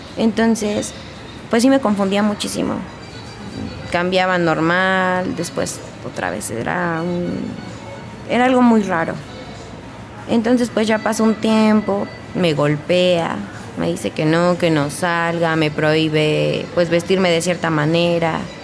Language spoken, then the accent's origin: Spanish; Hidalgo, Mexico; moved away as an adult; Yo no soy de aquí del estado, yo soy de Hidalgo. Tenía toda mi vida viviendo ahí hasta apenas tenía un año aquí